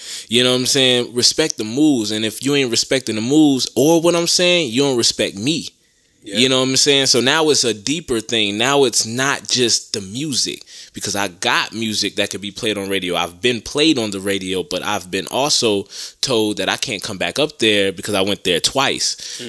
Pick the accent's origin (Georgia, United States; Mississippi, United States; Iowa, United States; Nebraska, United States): Georgia, United States; Augusta; No disrespect to Atlanta, but I'm from Augusta. I'm in Augusta.